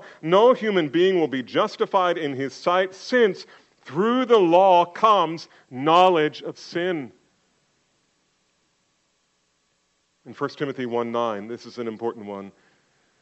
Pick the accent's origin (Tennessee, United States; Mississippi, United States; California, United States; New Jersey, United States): New Jersey, United States; I grew up in Jersey